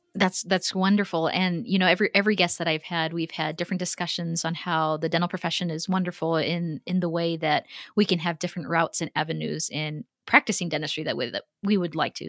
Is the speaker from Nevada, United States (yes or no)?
no; Texas, United States; also born or lived in Houston; as a Texan, and, and you know, having lived in Houston for a few years